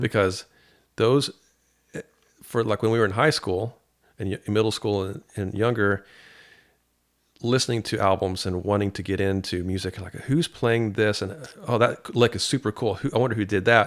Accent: Paducah, Kentucky, United States; I'm from Paducah.

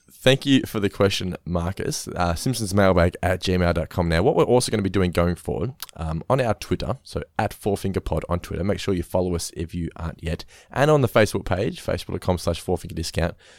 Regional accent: Norlane, Victoria, Australia; where I grew up in Norlane

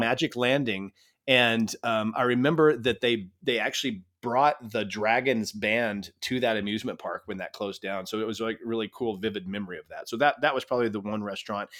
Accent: El Paso, Texas, United States; I grew up in El Paso

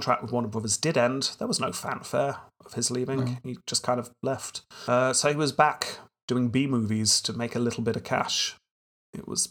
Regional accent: United Kingdom

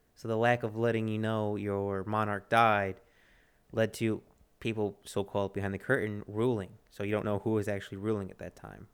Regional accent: Texas, United States; I'm a Texan and, and American

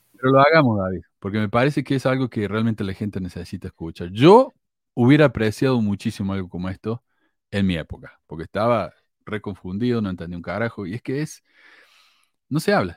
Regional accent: Córdoba, Argentina; accent: cordobés

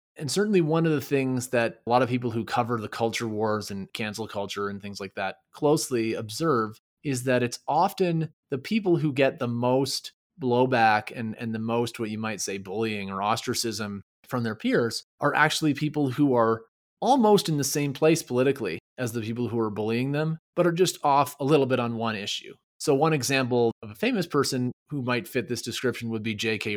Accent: Quebec, Canada; first language English; moved away; I grew up in Quebec as part of the English linguistic minority.

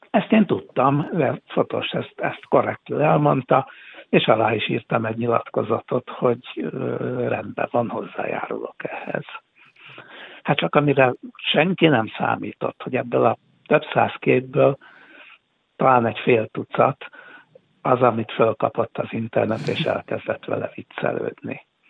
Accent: Hungary; also born or lived in Budapest; én, én magyar vagyok

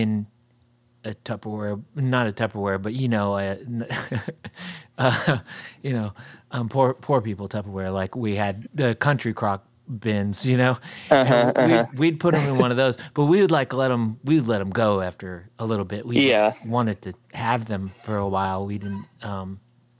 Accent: Ohio, United States; moved away; at my like earlier ages, I grew up in Ohio

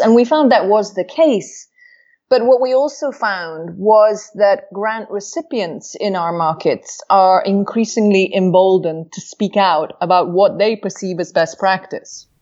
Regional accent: Wales, United Kingdom; moved away; I was raised in Wales where I was taught to speak Welsh.

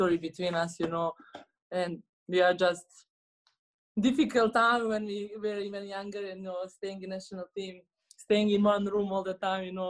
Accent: Bosnia & Herzegovina; English is a second language; moved away; I'm from Bosnia.

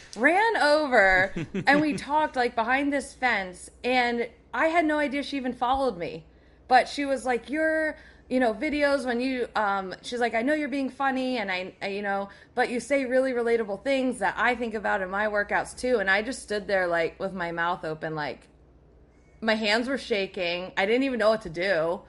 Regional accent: near Allentown, Pennsylvania, United States; Near Allentown.

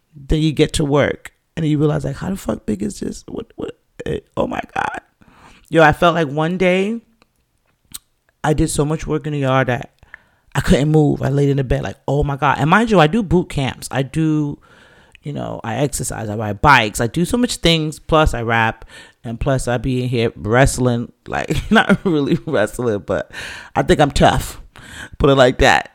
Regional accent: New York, United States; also born or lived in England; as a Jamaican youth coming up in the city of New York in those times

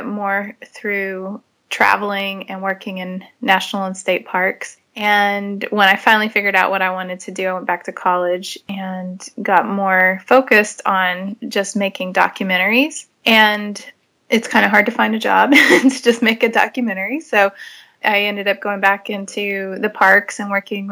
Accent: Amarillo, Texas, United States; moved away as an adult; I grew up in Amarillo, which is the High Plains area

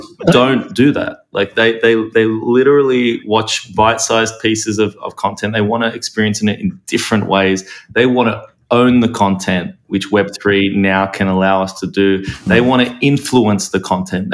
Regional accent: Australia; now in United States; I grew up in Australia

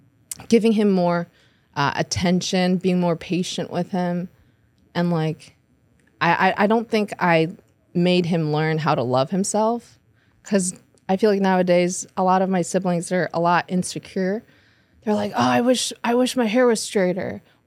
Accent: Myanmar; born there; So I was born in Burma, and then he was born in Malaysia.

